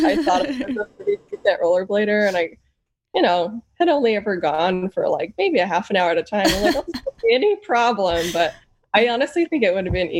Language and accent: English; Idaho, United States; now in Kansas City, United States; I'm originally from Idaho. So a Northwest girl, grew up in the mountains and such and skiing.